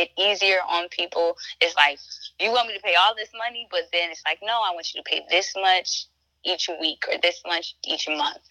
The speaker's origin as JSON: {"language": "English", "town": "Baltimore", "region": "Maryland", "country": "United States", "said": "I'm a Black woman and I'm from Baltimore"}